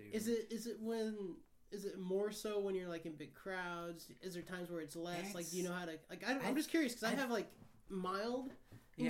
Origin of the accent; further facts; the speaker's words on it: Midwest, United States; I'm from the Midwest